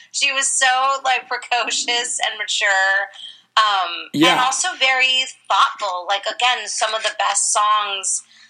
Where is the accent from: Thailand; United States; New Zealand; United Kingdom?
United States; Los Angeles, California; Growing up in Los Angeles and Monterey, and I didn't grow up in Monterey